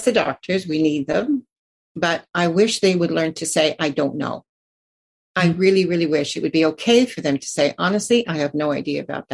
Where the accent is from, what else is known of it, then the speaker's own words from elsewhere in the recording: United States; now in Canada; I grew up in the States